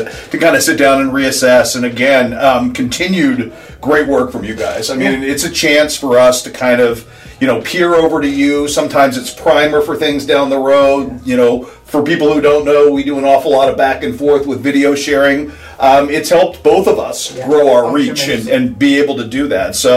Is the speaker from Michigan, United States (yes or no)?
no; Sacramento, California, United States; moved away as an adult; also born or lived in Columbia, Missouri / Los Angeles; now in Quincy, United States; I grew up in Sacramento